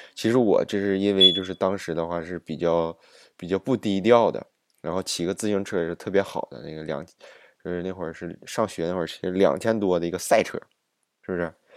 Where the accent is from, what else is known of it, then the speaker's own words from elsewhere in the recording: Jilin City, Jilin, China; accent: Northeastern Chinese; now in Ottawa, Canada; 我的老家不是在这个吉林吗